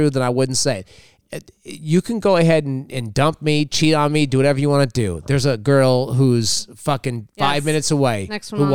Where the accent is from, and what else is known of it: Los Angeles, California, United States; born or raised there